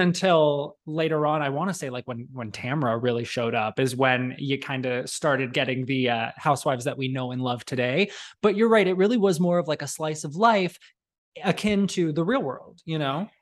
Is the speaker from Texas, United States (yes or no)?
no; Arizona, United States; growing up in Arizona